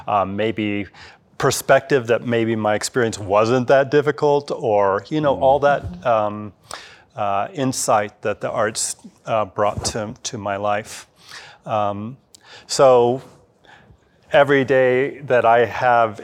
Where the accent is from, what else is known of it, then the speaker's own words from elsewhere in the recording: Evergreen, Colorado, United States; I grew up in Evergreen